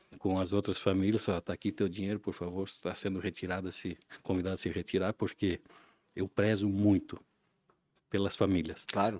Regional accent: Ilhota, Santa Catarina, Brazil; also born or lived in Blumenau; Eu sou nascido aqui em Blumenau, mas me criei na região do Alto Baú, Ilhota, no ah. interior mesmo

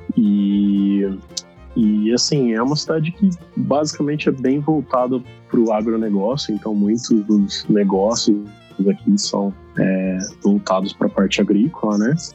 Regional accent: Indaiatuba, São Paulo, Brazil; moved away as an adult; now in Saskatoon, Canada; a gente é da região de Indaiatuba, é, interior do estado de São Paulo

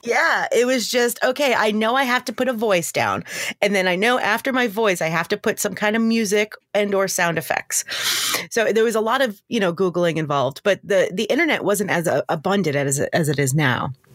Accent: Long Island, New York, United States; moved away as an adult; also born or lived in Georgia; now in Atlanta, United States; I grew up on Long Island in New York, and I moved to Georgia to go to college.

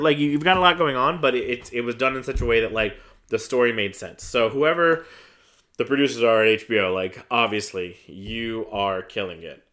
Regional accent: Iron Mountain, Michigan, United States; also born or lived in Denver, Colorado; I was born in Denver, lived in Denver till I was ten, then moved to Iron Mountain, and, and basically my, my, like, formative, like, developmental years were, were in Iron Mountain, Michigan

